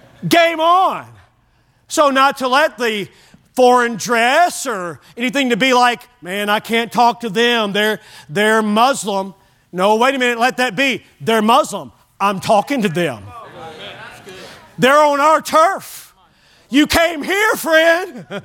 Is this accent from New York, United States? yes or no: no; Bowling Green, Kentucky, United States; My hometown, Bowling Green, Kentucky, is kind of known for immigration.